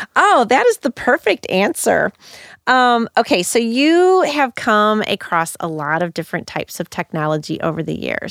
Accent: St. Louis, Missouri, United States; also born or lived in Madrid, Spain; I grew up in North County, Saint Louis

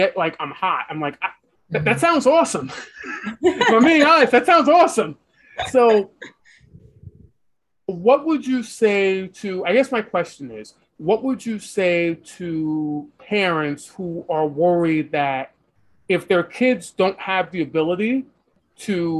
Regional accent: New York City, New York, United States; where I'm from New York City, there's like 4 weeks the entire year where it's so cold

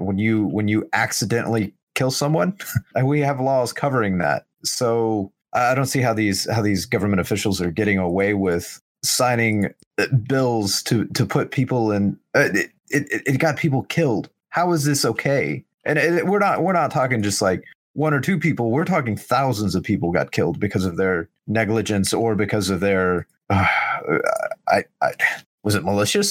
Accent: Oklahoma, United States; my, my home state, the entire city of Tulsa, which is the largest city in, in Oklahoma

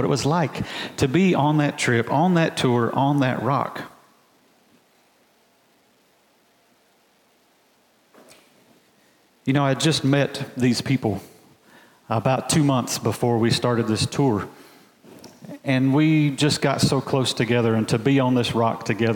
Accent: Alabama, United States; I'm a boy from Alabama, just a country boy. And we don't really have mountains in Alabama

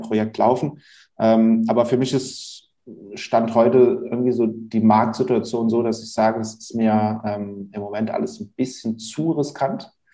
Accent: Hunsrück, Rhineland-Palatinate, Germany; also born or lived in Mainz / Bingen / Bad Kreuznach; Inzwischen bin ich wieder in meine alte Heimat, wo ich auch groß geworden bin, äh, gezogen, nämlich in den schönen Hunsrück

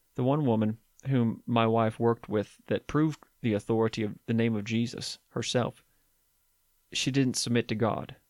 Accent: West Virginia, United States; my home state in West Virginia

